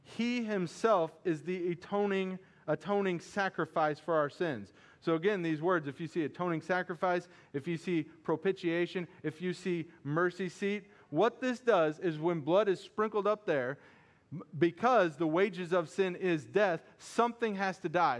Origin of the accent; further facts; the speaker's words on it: Missouri, United States; I'm from Missouri too. I don't pronounce things right